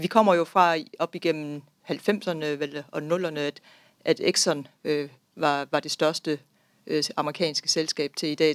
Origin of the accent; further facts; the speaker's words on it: Denmark; vi, som danskere